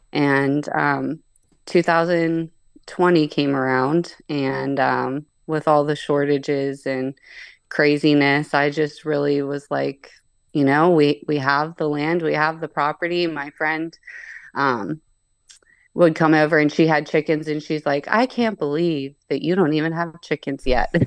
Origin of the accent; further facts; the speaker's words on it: Pittsburgh, Pennsylvania, United States; moved away as an adult; now in Ohio, United States; I'm actually from Pittsburgh, P